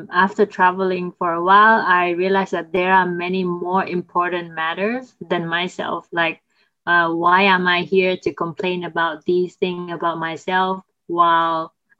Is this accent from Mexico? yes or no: no; Vietnam; my home country, Vietnam